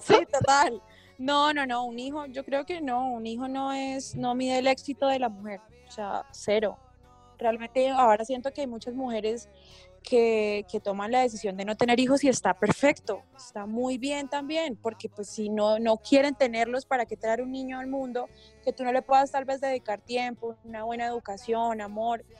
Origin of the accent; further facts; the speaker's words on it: Bucaramanga, Santander, Colombia; now in Bogotá, Colombia; Yo vivo en Bogotá, pero yo soy de Bucaramanga